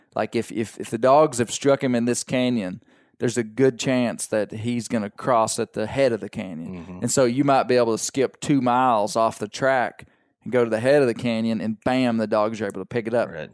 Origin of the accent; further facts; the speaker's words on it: Arkansas, United States; my kids, we are from Arkansas